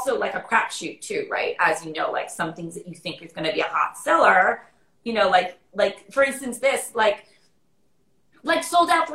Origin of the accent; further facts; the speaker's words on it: New York City, New York, United States; people, when they see me and meet me, they think I'm not from New York. And then I start talking and they're like, okay